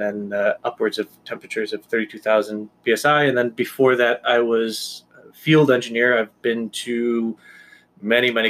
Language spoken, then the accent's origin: English; Washington Depot, Connecticut, United States; now in Southbury, United States; I am born and raised in Washington Depot, Connecticut.